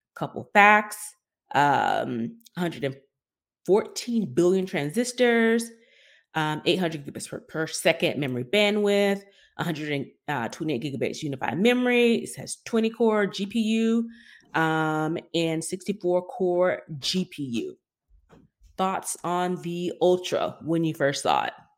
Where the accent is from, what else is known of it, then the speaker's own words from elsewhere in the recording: East Dublin, Georgia, United States; a girl who is from a town called East Dublin